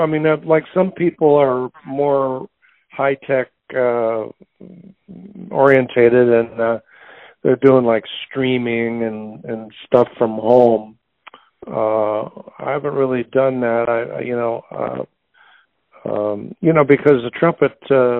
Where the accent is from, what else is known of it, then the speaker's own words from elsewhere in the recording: New York, United States; also born or lived in Indianapolis; Well, I was born in Indianapolis, but when I was a kid, my mother's brother, my uncle Bobby Sherwood, had a band, and I was on the road from 0 to 5. I mean, I didn't really live in Indianapolis. We lived in New York.